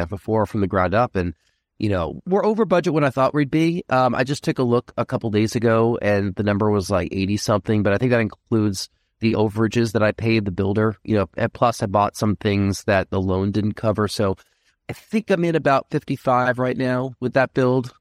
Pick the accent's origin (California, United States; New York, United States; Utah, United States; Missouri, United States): New York, United States; Rockland County; I'm from Rockland County, New York.